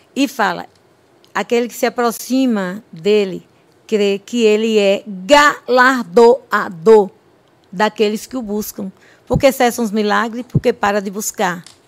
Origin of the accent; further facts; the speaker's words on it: Olindina, Bahia, Brazil; Eu sou da cidade de Olindina, na Bahia, sertão nordestino. É, a minha cidade tem 26 mil habitantes, então eu cresci ali.